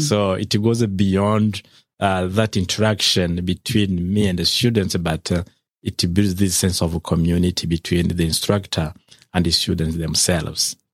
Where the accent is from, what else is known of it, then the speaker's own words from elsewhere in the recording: Rwanda; moved away as an adult; now in United States; I've taught, uh, in my home country, Rwanda, for around, um, fourteen years in higher education